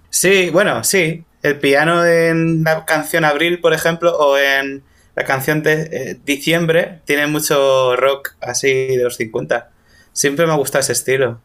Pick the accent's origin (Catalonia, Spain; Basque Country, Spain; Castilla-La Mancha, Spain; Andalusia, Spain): Castilla-La Mancha, Spain; Toledo; soy de Toledo